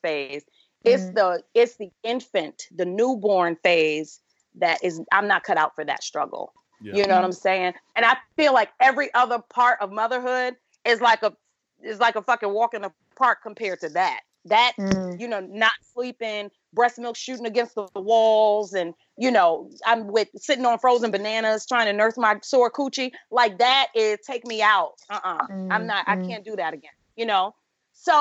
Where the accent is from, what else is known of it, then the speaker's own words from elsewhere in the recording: New York City, New York, United States; now in Los Angeles, United States; I'm from Brooklyn. All my family still lives on the East Coast. I live